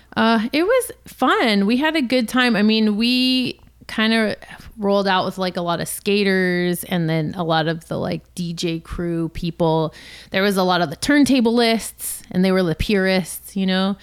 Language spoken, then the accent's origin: English; Los Angeles, California, United States; also born or lived in San Francisco; born and raised in Los Angeles